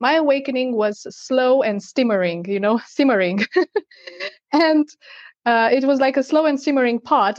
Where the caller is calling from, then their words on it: Portugal; And yes, I'm tuning in from Portugal.